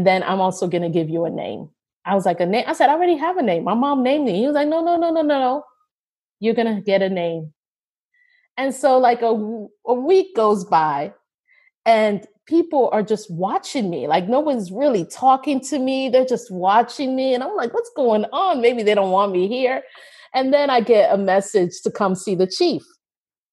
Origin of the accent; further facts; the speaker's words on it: United States; I was coming in as the American